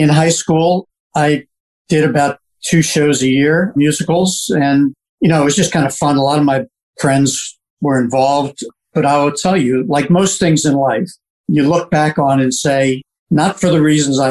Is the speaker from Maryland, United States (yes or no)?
yes; Bethesda, Maryland, United States; I grew up in Bethesda, sixth generation Washingtonian